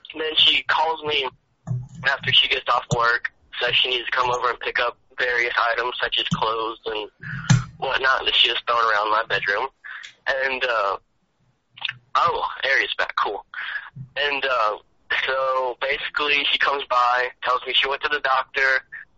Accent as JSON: {"language": "English", "town": "Nashville", "region": "Tennessee", "country": "United States", "moved": "yes", "lives_now": "Panama City, United States", "said": "I'm from Nashville, Tennessee"}